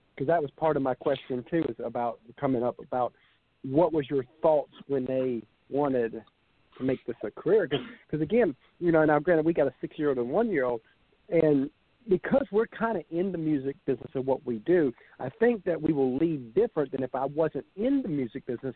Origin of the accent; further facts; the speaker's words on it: Savannah, Georgia, United States; we're from Savannah, Georgia